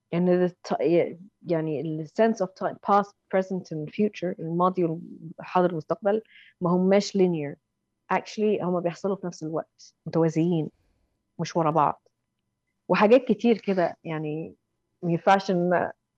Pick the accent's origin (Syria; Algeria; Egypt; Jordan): Egypt; now in London, United Kingdom; احنا كمصريين